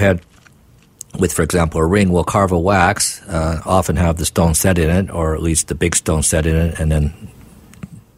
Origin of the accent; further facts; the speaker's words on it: Vancouver, British Columbia, Canada; I was born in Vancouver, and my late mother was born in Vancouver almost 91 years ago.